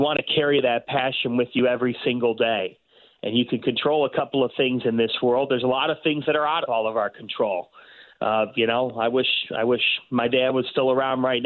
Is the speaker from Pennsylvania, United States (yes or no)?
no; Cleveland, Ohio, United States; I grew up in Cleveland